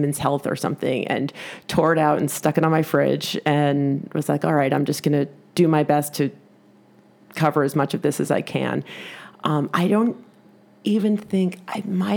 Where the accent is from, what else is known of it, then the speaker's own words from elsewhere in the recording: New York City, New York, United States; as a New Yorker